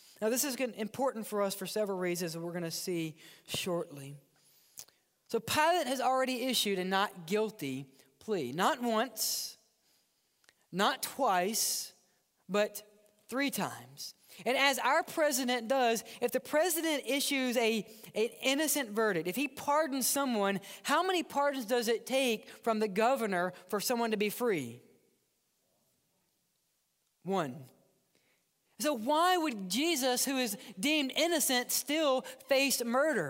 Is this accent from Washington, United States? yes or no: no; Mississippi, United States; also born or lived in New Orleans; now in Birmingham, United States; I grew up in Mississippi near Memphis.